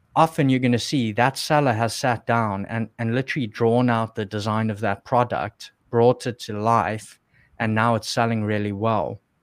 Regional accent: South Africa; moved away; I was still in South Africa, which is, is where I'm from. You can probably hear my accent

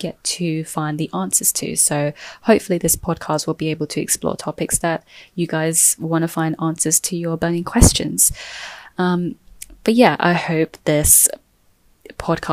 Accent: London, United Kingdom; also born or lived in Thailand; I was born and raised in London. I've never really lived anywhere else.

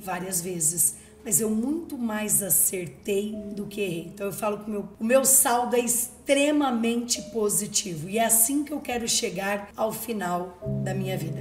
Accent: Ribeirão Preto region, São Paulo, Brazil; eu sou do interior de Ribeirão Preto ali, da região de Ribeirão Preto

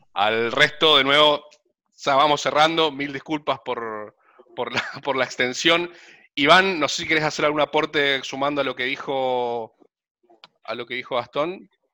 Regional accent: Resistencia, Chaco, Argentina; yo también soy del interior, soy de Resistencia Chaco

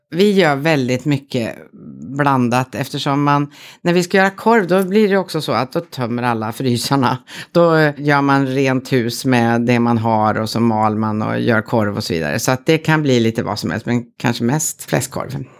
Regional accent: Södermanland, Sweden; Jag är en bonddotter från Sörmland

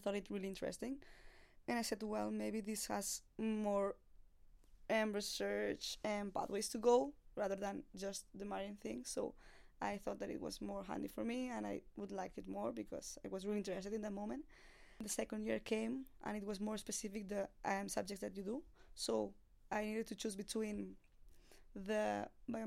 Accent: Barcelona, Catalonia, Spain; moved away as an adult; now in New Zealand; I'm from Barcelona, Spain

